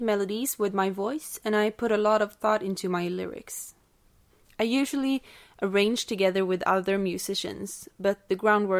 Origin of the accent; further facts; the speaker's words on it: Stockholm, Stockholm County, Sweden; now in Gothenburg, Sweden; I'm a singer from Sweden, born in Stockholm, but currently I live in Gothenburg.